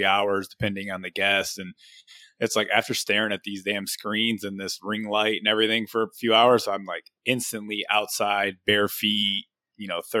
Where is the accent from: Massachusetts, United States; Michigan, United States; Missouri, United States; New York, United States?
Michigan, United States; now in Florida, United States; I'm from Michigan